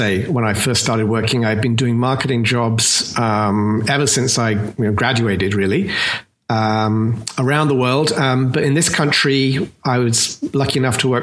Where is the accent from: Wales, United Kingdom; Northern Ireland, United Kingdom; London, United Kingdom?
London, United Kingdom; accent: British; now in United States; I am in fact from London, as you may have correctly surmised. But I've been actually living here in the US since 86